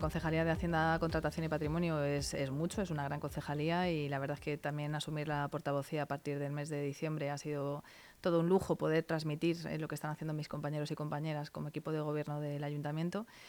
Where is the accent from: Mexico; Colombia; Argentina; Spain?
Spain; Alcorcón, Community of Madrid; estoy empadronada desde los tres años de vida. Vamos, sabéis que en su momento no teníamos hospital en, en, Alcorcón y nací en Madrid, pero toda mi vida se ha desarrollado en Alcorcón